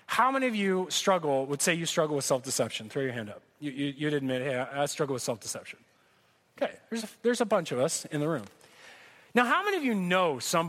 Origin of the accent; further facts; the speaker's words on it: Corona, California, United States; I grew up here in Corona